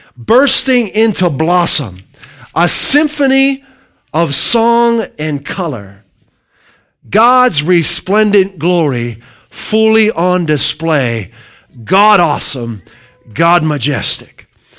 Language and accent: English; Midwest, United States; moved away as an adult; now in New England, United States; My wife and I came from the Midwest almost 20 years ago, and I want you to know this.